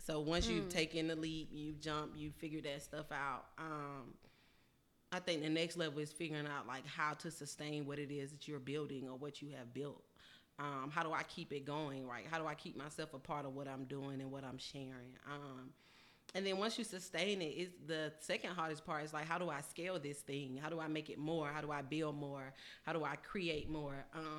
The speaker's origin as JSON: {"language": "English", "town": "Atlanta", "region": "Georgia", "country": "United States", "said": "I'm from the West Side."}